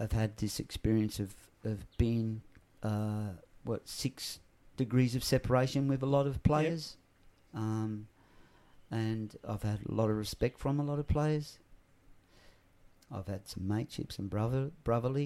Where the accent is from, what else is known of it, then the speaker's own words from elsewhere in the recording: Australia; accent: Australian; also born or lived in England; I'm an Australian accent, but I'm Pommy born.